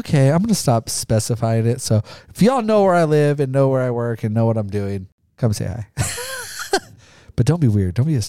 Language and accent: English; Caldwell, Idaho, United States; I grew up in Caldwell